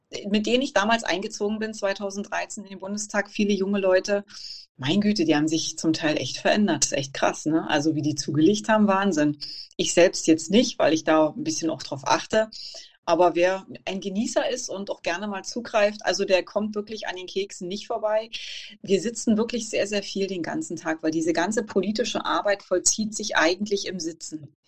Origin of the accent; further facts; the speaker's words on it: Cottbus, Brandenburg, Germany; Ja, ich bin 41 Jahre alt, bin geboren und aufgewachsen in Cottbus, sozusagen ein Kind der Lausitz.